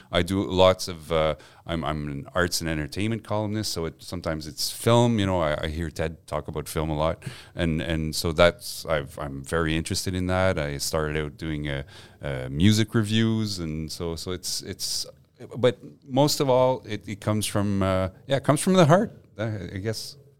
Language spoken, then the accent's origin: English; Montreal, Quebec, Canada; first language French; English is a second language; also born or lived in Gaspé / Westmount; I grew up on the West Island